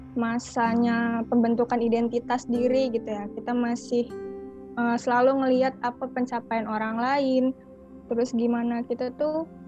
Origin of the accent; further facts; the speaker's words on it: Bandar Lampung, Lampung, Indonesia; asal aku dari Lampung, tepatnya di kota Bandar Lampung